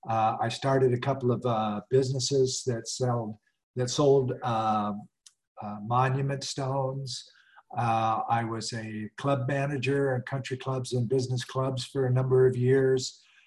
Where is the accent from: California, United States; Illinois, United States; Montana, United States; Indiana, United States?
Montana, United States; Southwest; moved away as an adult; now in Asheville, United States; I'm a mountain boy. I was born in Southwest Montana in the slopes of the Rocky Mountains and raised in the Rocky Mountains.